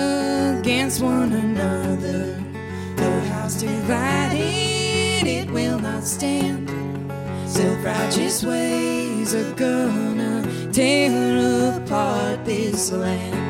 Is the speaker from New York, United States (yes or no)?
no; Grand Rapids, Michigan, United States; moved away as an adult; also born or lived in St. Louis; I grew up around Grand Rapids, Michigan